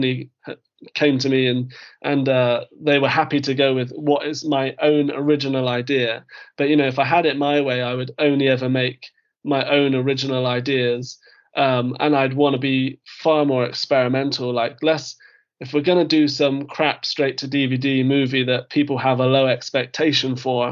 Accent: United Kingdom; I am British

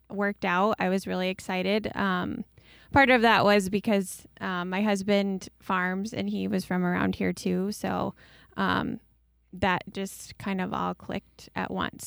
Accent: New Hartford, Iowa, United States; I grew up just down the street from Kaylee in New Hartford

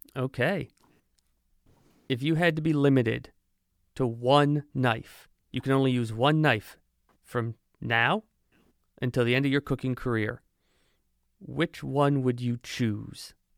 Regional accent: Monmouth County, New Jersey, United States; now in Pensacola, United States; as someone who has lived in New Jersey, I'm originally from New Jersey

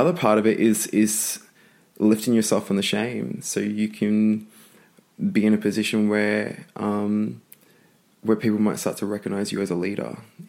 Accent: Brisbane, Queensland, Australia; My background, I grew up in Brisbane, in a single parent family mostly. So my dad's indigenous and my mum has blonde hair and blue eyes. And I was probably the fairest, the first born in my family

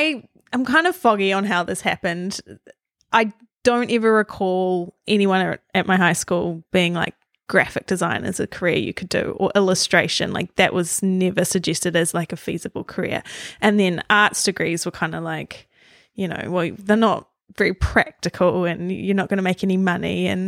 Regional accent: Auckland, New Zealand; So I grew up on the North Shore of Auckland, and I was the eldest of three.

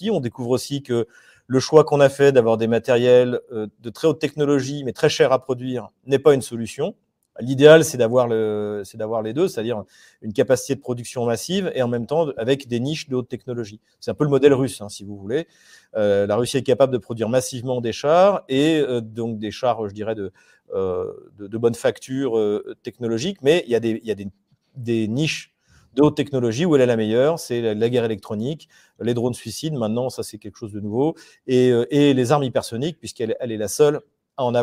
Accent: Quebec, Canada; je vous dis bonjour du Québec. D'ailleurs, euh, chez moi, il est. Enfin, chez moi, au Québec, il est, euh, il est 2h de l'après-midi

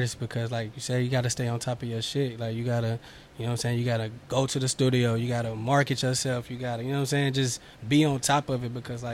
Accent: Winston-Salem, North Carolina, United States; moved away as an adult; now in Charlotte, United States; I'm originally from Winston-Salem. I've been here in Charlotte for like 4 years now.

